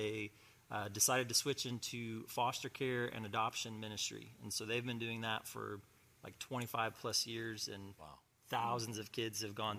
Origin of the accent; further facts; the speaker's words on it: Bakersfield, California, United States; I grew up in Northern California and also Central California, and mostly in Bakersfield.